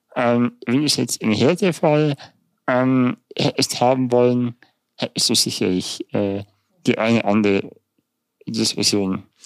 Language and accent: German; Germany; also born or lived in Munich; bei uns in Deutschland